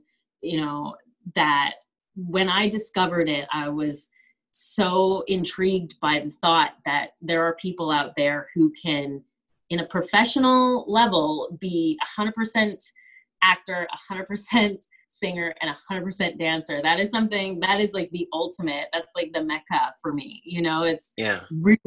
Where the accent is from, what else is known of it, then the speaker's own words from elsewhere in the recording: Kelowna, British Columbia, Canada; also born or lived in Vancouver, Canada; So I'm originally from, I grew up in Kelowna, British Columbia, Canada.